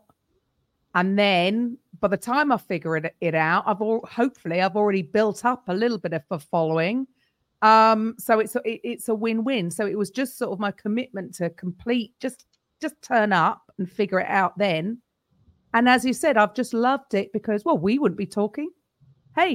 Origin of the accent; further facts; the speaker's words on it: London, United Kingdom; also born or lived in Naples, Italy; from London and I teach Step